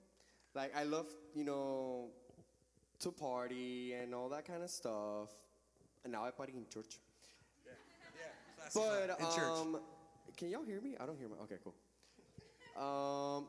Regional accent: Venezuela; moved away as an adult; also born or lived in Orlando; now in Raleigh, United States; I grew up in church, like I mentioned earlier. A certain age during college, I moved out of my hometown to a different city. This was back in my country, in Venezuela.

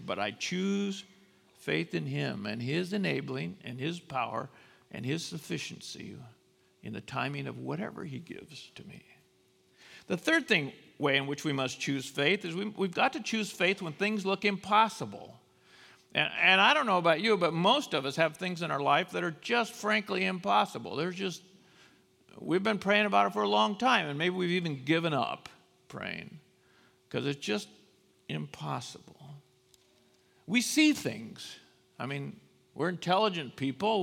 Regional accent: United States; as American Christians

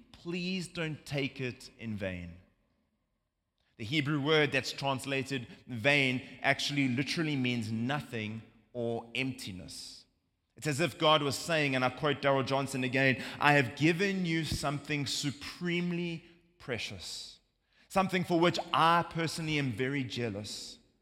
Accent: South Africa; now in United States; as you can hear from my accent, uh, we're not from America. Uh, we're from South Africa

